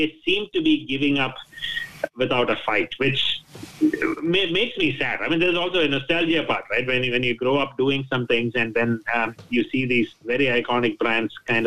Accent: Thiruvananthapuram, Kerala, India; also born or lived in United Kingdom; now in United States; my hometown, Trivandrum, in the south of India, that I go once or twice a year

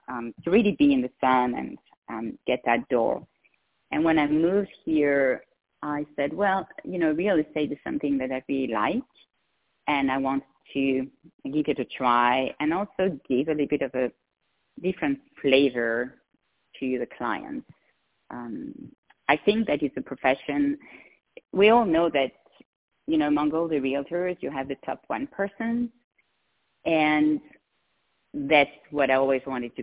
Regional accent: Switzerland; English is a second language; moved away as an adult; also born or lived in Geneva / Seattle; now in La Quinta, United States; I have a tiny bit of an accent, even though I've been almost 20 years in the U.S., the accent is still here. So, I come from Switzerland

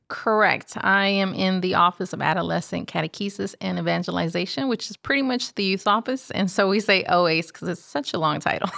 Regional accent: Houston, Texas, United States; born and raised in Houston, Texas.

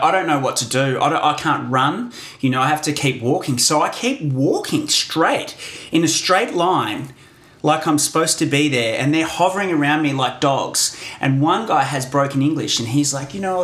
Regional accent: Australia

